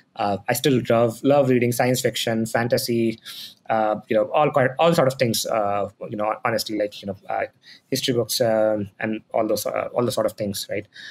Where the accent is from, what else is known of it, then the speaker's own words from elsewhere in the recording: Patna, Bihar, India; moved away; I'm from Patna, Bihar